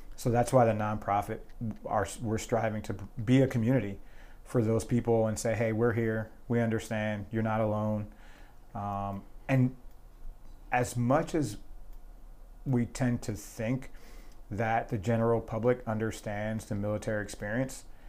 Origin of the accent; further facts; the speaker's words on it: New Jersey, United States; moved away as an adult; initially I joined the, the New Jersey National Guard, so I'm from New Jersey